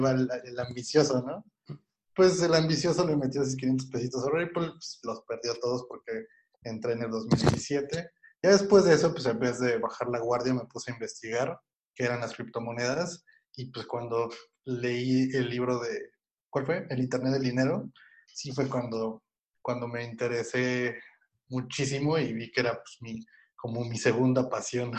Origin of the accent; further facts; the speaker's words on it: State of Mexico, Mexico; yo soy del Estado de México